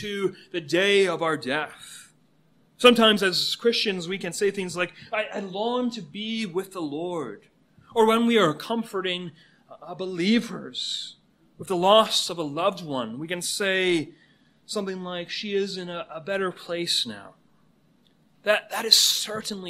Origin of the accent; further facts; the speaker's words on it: Canada; now in United States; Canada is my home country.